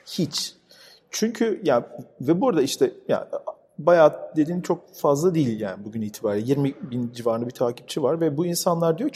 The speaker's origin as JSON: {"language": "Turkish", "region": "Istanbul", "country": "Turkey", "tie": "born or raised there", "said": "ben burada doğdum büyüdüm. Babam da 15 yaşında gelmiş bu arada buraya"}